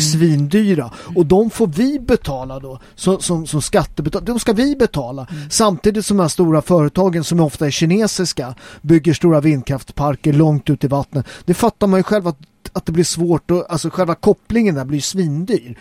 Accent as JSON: {"language": "Swedish", "country": "Sweden", "said": "Jag är svensk"}